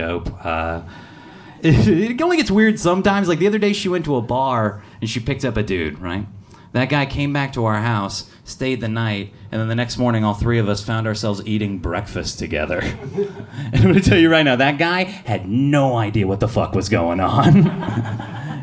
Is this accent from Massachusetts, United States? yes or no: no; near Atlanta, Georgia, United States; now in Seattle, United States; I grew up near Atlanta, Georgia